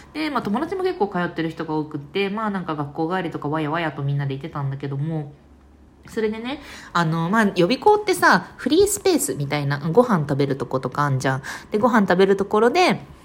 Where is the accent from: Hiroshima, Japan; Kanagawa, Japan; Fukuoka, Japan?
Fukuoka, Japan; 健やかに福岡で育ってね